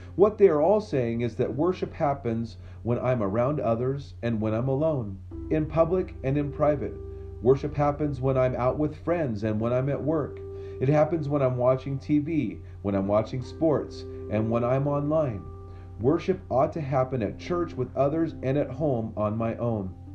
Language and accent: English; Memphis, Tennessee, United States; I grew up near Memphis, Tennessee